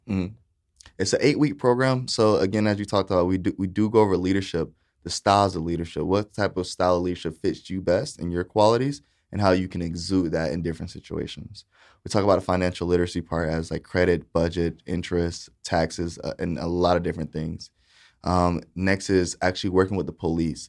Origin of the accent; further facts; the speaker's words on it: Titusville, Florida, United States; also born or lived in Saint Petersburg, Florida / Boca Raton, Florida; I was raised in Titusville, Florida